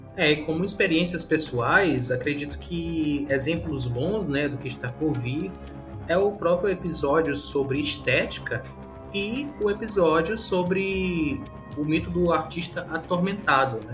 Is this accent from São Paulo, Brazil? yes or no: no; São Luís, Maranhão, Brazil; eu sou maranhense mesmo, nasci em São Luís